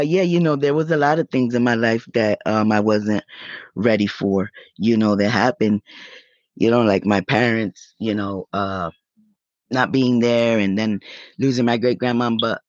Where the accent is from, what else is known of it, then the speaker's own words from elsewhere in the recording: New York, United States; also born or lived in Puerto Rico; I grew up in violin, but I come from New York. I don't know. I mean, most people that know me know that I am from New York, but I grew up in violin. I'm what they call one of those New Yorkans.